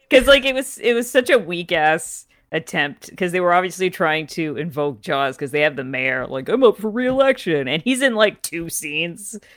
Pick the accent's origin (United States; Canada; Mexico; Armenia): Canada; I grew up in Canada